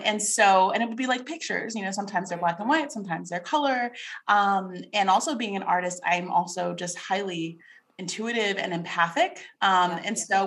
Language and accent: English; New York, United States; moved away as an adult; also born or lived in Carlsbad, California; now in Tulsa, United States; So I am a native New Yorker. And growing up in New York, I actually had kind of a traumatic childhood